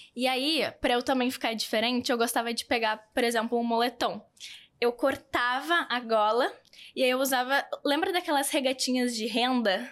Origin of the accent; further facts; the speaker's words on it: South Region, Brazil; accent: southern; eu sou do sul, um sotaque diferente